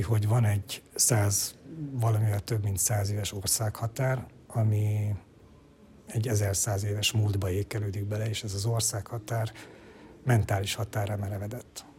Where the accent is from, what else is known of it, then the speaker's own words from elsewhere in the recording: Romania; Ceausescu diktatúrába születtem és nőttem fel